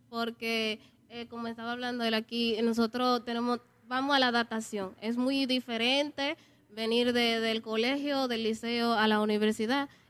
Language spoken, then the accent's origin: Spanish; Baní, Peravia, Dominican Republic; Yo soy de aquí, de Baní.